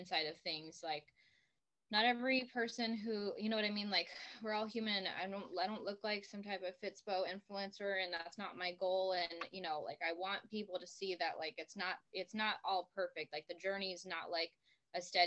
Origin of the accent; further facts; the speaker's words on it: Arizona, United States; I'm from Arizona